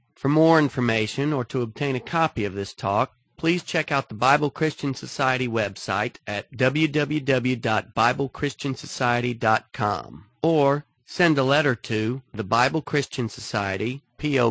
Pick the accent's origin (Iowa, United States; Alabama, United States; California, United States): Alabama, United States; I'm from Alabama